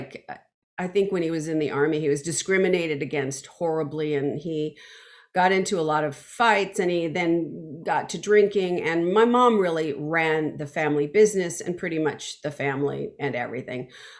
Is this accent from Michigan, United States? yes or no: no; Los Angeles, California, United States; Yes, I grew up in Los Angeles, and my family had a little tiny record shop, one of the first Spanish language, you know, family owned record shops on the border of Venice